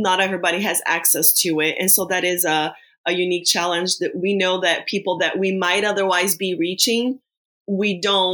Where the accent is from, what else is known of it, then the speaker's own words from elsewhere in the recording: Brazil; we're from Brazil.